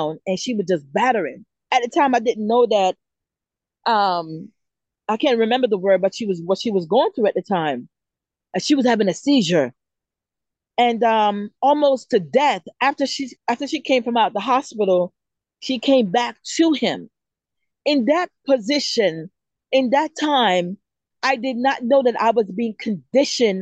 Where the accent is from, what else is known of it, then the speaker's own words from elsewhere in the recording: Jamaica; moved away; Growing up in Jamaica as a little girl, I grew up in a place where it was war every day